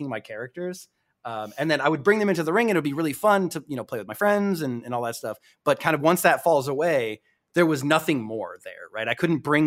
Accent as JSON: {"language": "English", "region": "Connecticut", "country": "United States", "tie": "born or raised there", "moved": "yes", "said": "I grew up on the East Coast. I grew up in Connecticut, WWF, WWE County"}